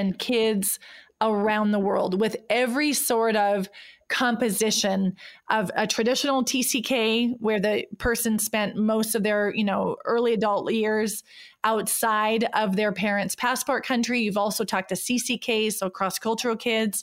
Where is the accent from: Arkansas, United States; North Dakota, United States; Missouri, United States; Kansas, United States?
North Dakota, United States; moved away as an adult; now in Switzerland; I grew up, you know, born and raised in North Dakota